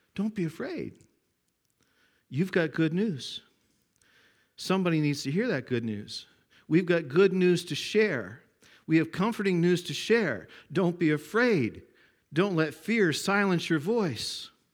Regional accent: Glenwood, Nova Scotia, Canada; It says Glenwood. That's My hometown, my home village

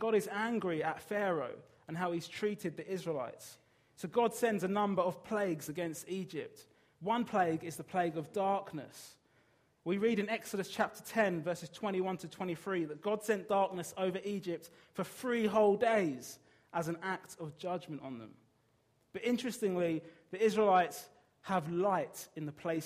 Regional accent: Brighton, South East England, United Kingdom; moved away; I'm from Brighton

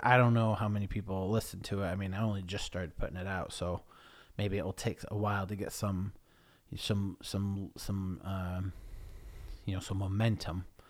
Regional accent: Sydenham, New York, United States; moved away as an adult; now in Sydenham, United Kingdom; And I grew up in a town called Sidham, New York

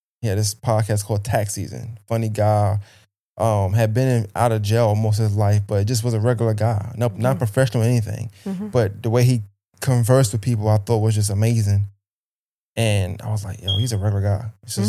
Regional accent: Brooklyn, New York, United States; now in Augusta, United States; Well, I was born in Brooklyn, New York, raised Brooklyn, New York as well. Bushwick, part of Brooklyn, just to be exact.

